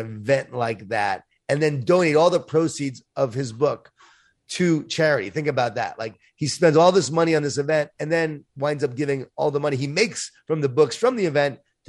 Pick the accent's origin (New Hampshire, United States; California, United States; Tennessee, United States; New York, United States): New York, United States; Long Island; I grew up in Long Island, New York, Jewish Italian family, a lot of food, a lot of guilt.